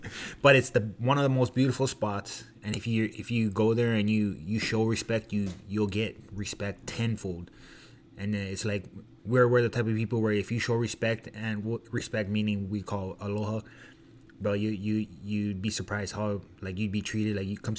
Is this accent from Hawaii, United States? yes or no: yes; Waianae, Hawaii, United States; growing up and being from Hawaii and in the MMA community, and like where I raised up is not the best.